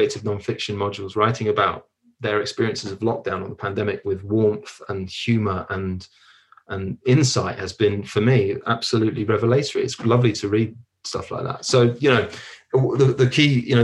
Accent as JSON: {"language": "English", "region": "London", "country": "United Kingdom", "tie": "born or raised there", "also_born_or_lived": "São Paulo, Brazil", "moved": "yes", "said": "I was born in Hackney in London"}